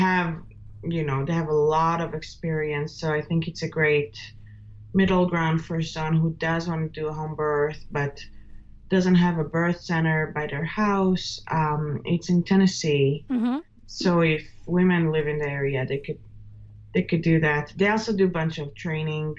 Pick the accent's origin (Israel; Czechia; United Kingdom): Israel; moved away as an adult; now in United States; I was born and raised in Israel and moved to the United States about 6.5 years ago.